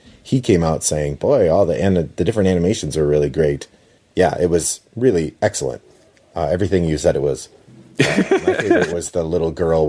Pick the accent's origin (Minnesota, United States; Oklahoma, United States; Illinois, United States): Minnesota, United States; I grew up in Minnesota. I know how to rock the accent